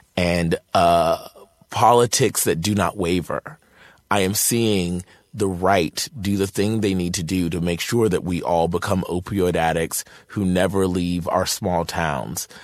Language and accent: English; Martinsville, Virginia, United States; moved away; I'm from Martinsville, Virginia, a really small town in Virginia